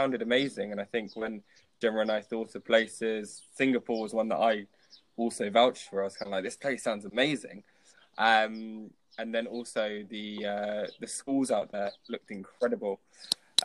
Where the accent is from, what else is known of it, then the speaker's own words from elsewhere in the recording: London, United Kingdom; moved away as an adult; also born or lived in Leicester; now in Marbella, Spain; I was born in London and I went to university in Leicester for 3 years. But I mean, that's the only time that I ever lived away from London.